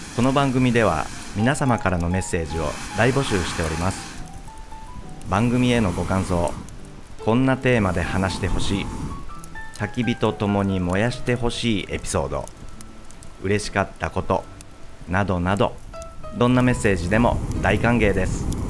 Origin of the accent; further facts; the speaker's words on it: Kansai, Japan; 僕は関西出身なんですけど